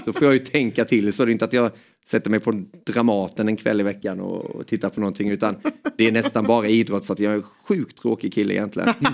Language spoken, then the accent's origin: Swedish; Småland, Sweden; accent: Småland dialect; also born or lived in Hjärup, Skåne; vi flyttade därifrån när jag var bara några månader då så det står att jag är skåning men jag har ju småländskan